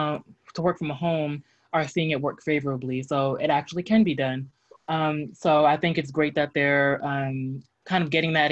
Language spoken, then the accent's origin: English; New Jersey, United States; moved away; I'm originally from New Jersey